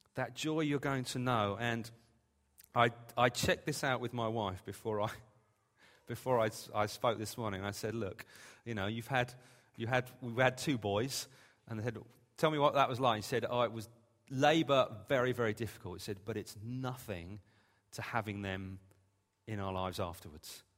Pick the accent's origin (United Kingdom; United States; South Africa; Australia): United Kingdom; England; We're English.